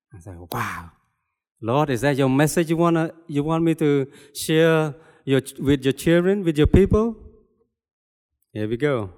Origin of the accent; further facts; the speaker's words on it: Cambodia; moved away; I was born and raised in Cambodia